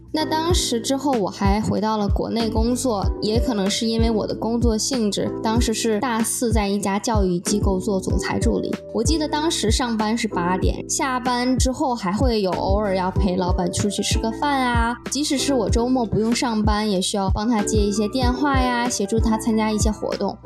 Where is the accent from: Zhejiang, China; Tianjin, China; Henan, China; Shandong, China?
Tianjin, China; now in Boston, United States; 我是来自天津生活在波士顿的